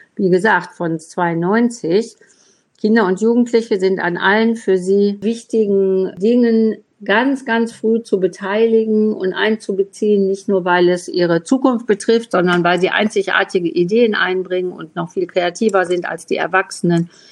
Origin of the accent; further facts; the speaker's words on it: Essen, North Rhine-Westphalia, Germany; ich komme ja aus Essen